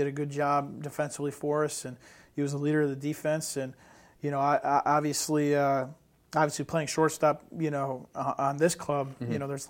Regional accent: Northeast, United States; he's another kid, you know, a Northeastern kid, and you know, I'm from the Northeast, so I take a liking to him.

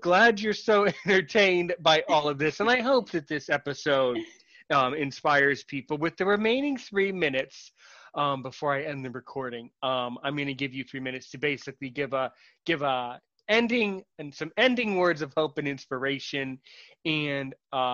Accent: United States; as an American blind person

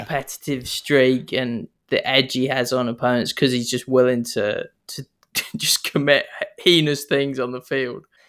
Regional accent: New Zealand; accent: Kiwi; now in Sydney, Australia; I'm not from here. You can tell I've got an accent. I'm clearly Kiwi.

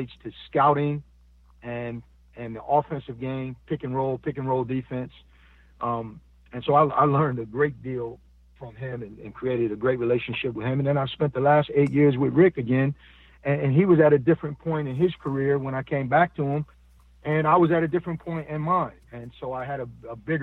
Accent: Buffalo, New York, United States; moved away; I'm from Buffalo, New York

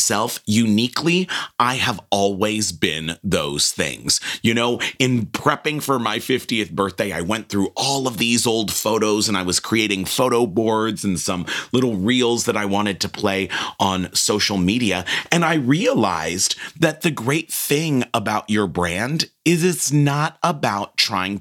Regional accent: Los Angeles, California, United States; I came from a background of growing up in Los Angeles

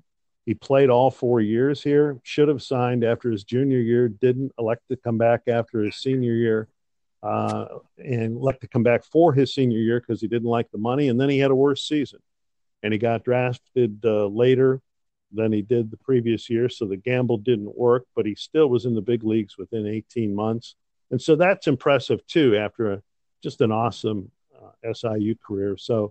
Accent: Cleveland, Ohio, United States; also born or lived in Cincinnati, Ohio / Chicago, Illinois; now in Southern Illinois, United States; I was born in Cincinnati, grew up in Cleveland

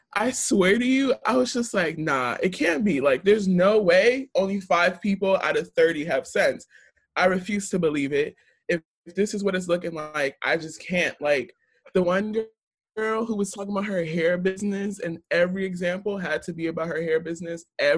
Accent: Jersey City, New Jersey, United States; born or raised there

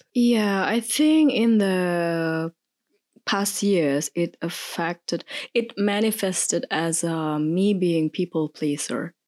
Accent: Indonesia; moved away as an adult; now in Germany; I originally come from Indonesia, but I've been living here in Germany for more than eight years

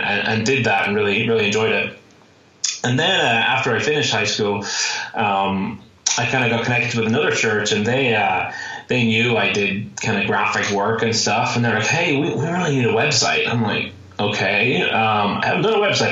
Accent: Ireland; now in Phoenix, United States; I'm originally from Ireland. That's why you may hear a little bit of an accent there. I currently live in Phoenix, Arizona

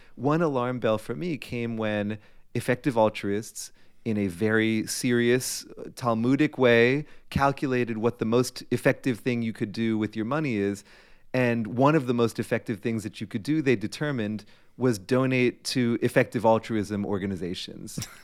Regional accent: Framingham, Massachusetts, United States; when I was eighteen, basically Framingham, Massachusetts was my entire world

